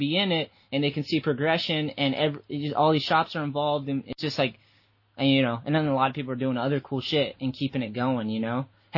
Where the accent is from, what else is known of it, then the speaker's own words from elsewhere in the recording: Boston, Massachusetts, United States; I'm from Boston